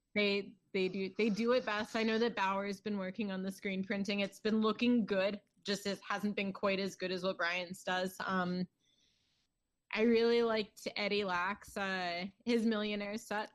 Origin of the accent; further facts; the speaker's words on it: Towson, Maryland, United States; I was born in Towson, Maryland